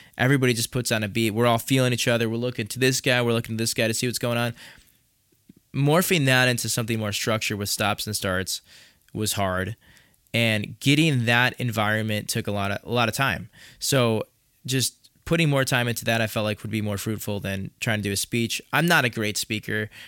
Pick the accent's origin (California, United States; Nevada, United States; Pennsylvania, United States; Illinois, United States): Illinois, United States; Chicago; accent: nasally Chicago; my nasally Chicago accent